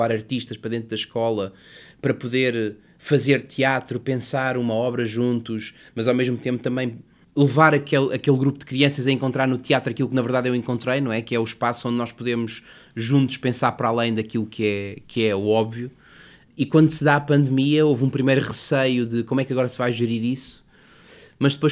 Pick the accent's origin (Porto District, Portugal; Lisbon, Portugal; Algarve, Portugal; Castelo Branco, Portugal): Castelo Branco, Portugal; Covilhã; born there; Que são as minhas raízes, a cidade onde eu nasci, o meu pai, as minhas irmãs, o meu avô, que entretanto faleceu